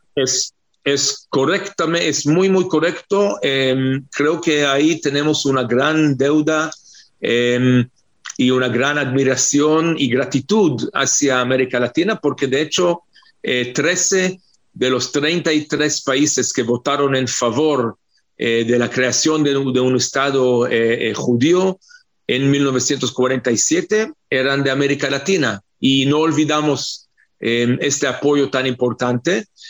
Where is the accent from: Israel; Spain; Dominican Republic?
Israel; israelíes no somos latinos